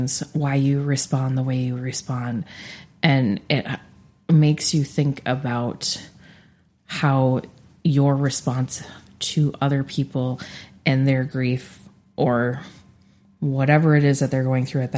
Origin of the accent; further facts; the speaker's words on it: Minneapolis, Minnesota, United States; I grew up in Minneapolis, the northeast part specifically